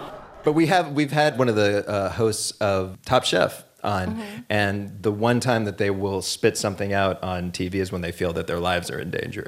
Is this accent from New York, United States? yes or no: no; Pittsburgh, Pennsylvania, United States; I grew up in Pittsburgh in the '80s